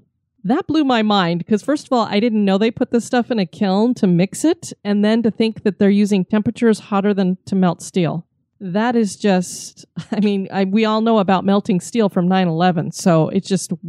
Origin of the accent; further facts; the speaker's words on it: Denver, Colorado, United States; But we come from Denver, and we've toured the Denver Mint, at least for myself, several times.